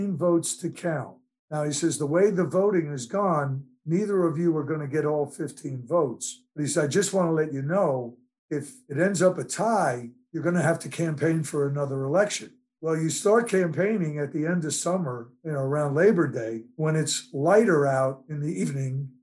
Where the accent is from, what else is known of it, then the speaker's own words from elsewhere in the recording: New Jersey, United States; my hometown, Dalaran, New Jersey.